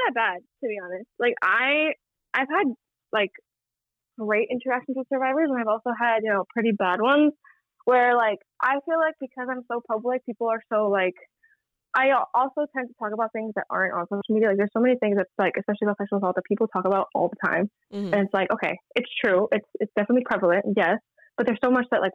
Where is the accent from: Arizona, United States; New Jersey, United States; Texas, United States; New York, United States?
New York, United States; New York City; also born or lived in Brooklyn, New York City; I was born in Brooklyn, and then I moved to Queens when I was like 8.